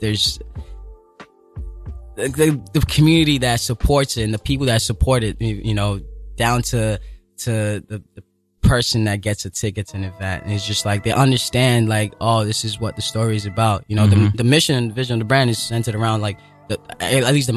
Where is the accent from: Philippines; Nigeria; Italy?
Nigeria; Lagos; now in New York City, United States; I was born and raised in Lagos, Nigeria